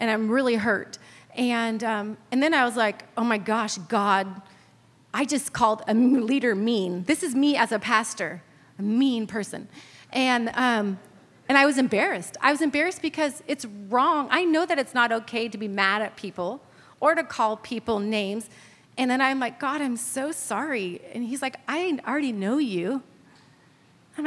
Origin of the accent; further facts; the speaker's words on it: California, United States; moved away; I'm from California.